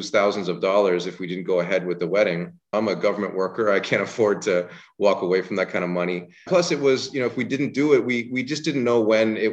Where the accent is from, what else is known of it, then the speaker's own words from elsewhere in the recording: Canada; as a Canadian